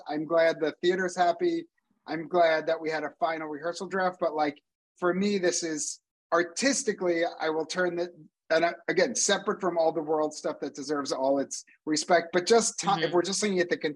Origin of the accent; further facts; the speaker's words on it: United States; moved away; also born or lived in Canada; as an American